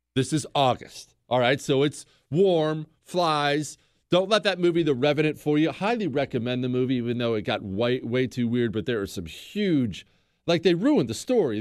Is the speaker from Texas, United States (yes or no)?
no; Bozeman, Montana, United States; moved away as an adult; I grew up in Bozeman, Montana. We moved to Bozeman when I was ten years old. I graduated high school from there.